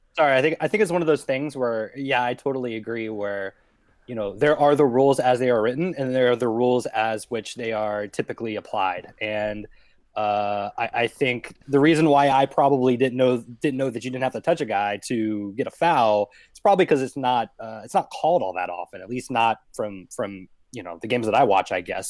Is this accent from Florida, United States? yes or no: no; Atlanta, Georgia, United States; moved away; I'm from Atlanta